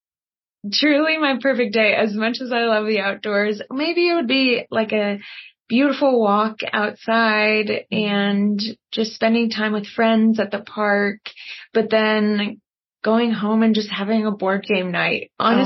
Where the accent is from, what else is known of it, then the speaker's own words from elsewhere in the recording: Conifer, Colorado, United States; moved away; also born or lived in Hawaii; I grew up in Colorado, up in Conifer